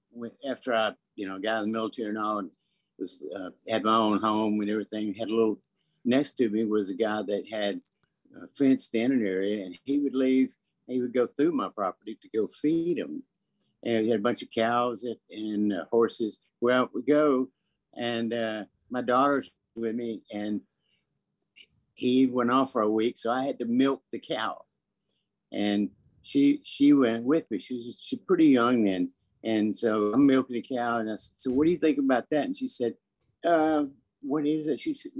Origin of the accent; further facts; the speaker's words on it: the South, United States; growing up in the South, you know, I started out when I was 9 years old, you know.